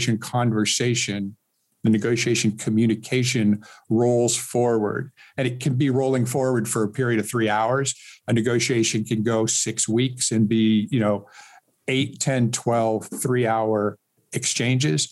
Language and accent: English; Seattle, Washington, United States; moved away as an adult; also born or lived in Miami, Florida / Silicon Valley, California; I was born and raised in Seattle